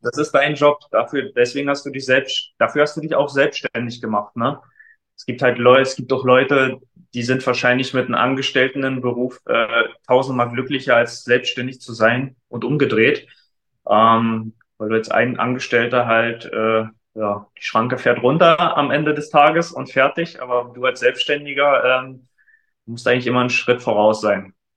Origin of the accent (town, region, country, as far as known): Frankfurt, Brandenburg, Germany; moved away as an adult; now in Leipzig, Germany